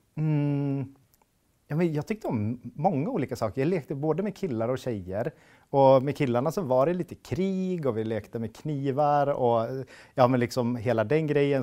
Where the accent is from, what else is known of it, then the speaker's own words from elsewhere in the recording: Hofors, Gävleborg County, Sweden; moved away as an adult; also born or lived in United States / Stockholm; now in Hofors, Sweden; Jag är född och uppvuxen i Hofors